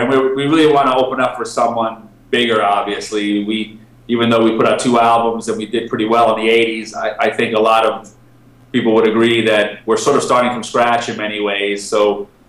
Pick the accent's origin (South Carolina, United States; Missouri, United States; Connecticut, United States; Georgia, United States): Connecticut, United States; moved away as an adult; now in Cyprus; I'm from Connecticut